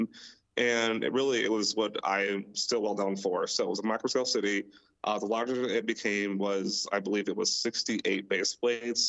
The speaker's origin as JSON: {"language": "English", "town": "Milwaukee", "region": "Wisconsin", "country": "United States", "tie": "born or raised there", "moved": "as an adult", "lives_now": "Ohio, United States", "said": "I am also from Milwaukee, born and raised there, lived there my entire life until I moved to Ohio last year"}